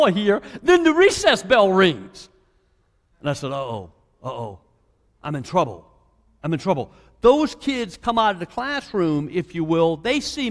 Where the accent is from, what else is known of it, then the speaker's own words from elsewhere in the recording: Southeast Virginia, United States; now in Kentucky, United States; I'm from Southeast Virginia, if you're trying to figure out what his accent is, but I'm teaching in Kentucky